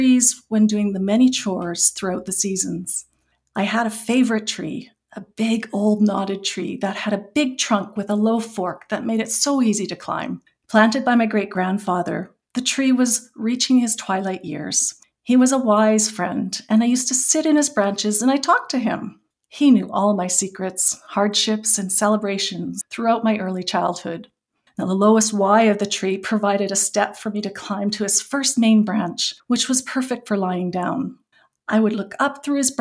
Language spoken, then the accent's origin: English; Okanagan Valley, British Columbia, Canada; I grew up in British Columbia in the Okanagan Valley, and my family, we were farmers and we grew mainly apples